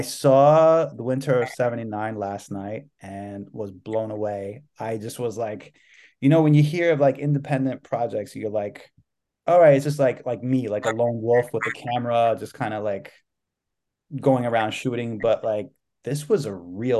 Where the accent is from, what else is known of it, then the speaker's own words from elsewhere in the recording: New York City, New York, United States; I was born raised in New York City